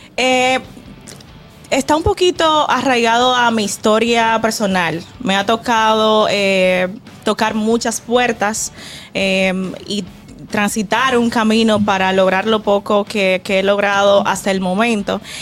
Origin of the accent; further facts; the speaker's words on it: Villa Altagracia, San Cristóbal, Dominican Republic; moved away; Yo vengo de Villa Altagracia, de, o sea, Villa, de la tierra del negrito